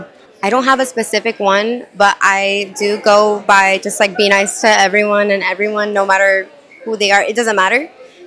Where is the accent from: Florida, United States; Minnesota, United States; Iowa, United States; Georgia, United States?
Florida, United States; Miami; my Panamanian heritage, my Cuban heritage, but also growing up in America, in Miami.